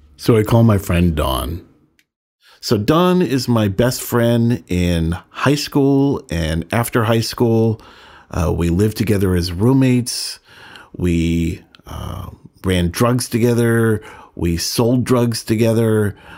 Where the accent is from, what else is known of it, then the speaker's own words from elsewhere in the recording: San Francisco, California, United States; moved away as an adult; also born or lived in Sonoma County, California / San Diego, California; I was born in San Francisco and lived in Northern California